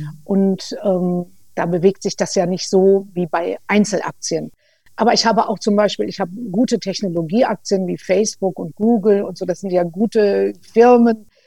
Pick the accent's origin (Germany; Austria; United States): Germany; bei uns in Deutschland